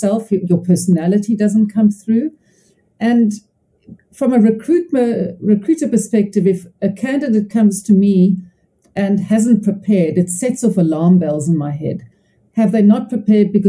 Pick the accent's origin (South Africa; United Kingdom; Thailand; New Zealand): South Africa; Cape Town, Western Cape; I'm from Cape Town, South Africa